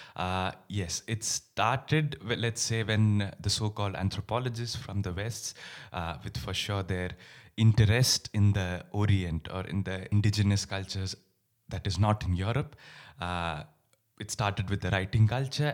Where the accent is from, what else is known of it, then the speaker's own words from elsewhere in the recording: India; moved away; My roots are in India. I grew up in India